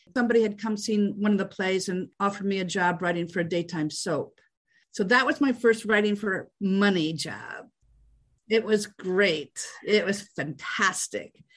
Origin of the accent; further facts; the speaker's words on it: Fargo, North Dakota, United States; I grew up in Fargo, North Dakota